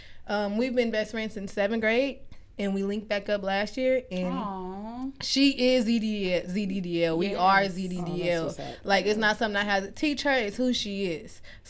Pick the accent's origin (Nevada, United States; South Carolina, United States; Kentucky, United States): Nevada, United States; Las Vegas; I'm from here. From Las Vegas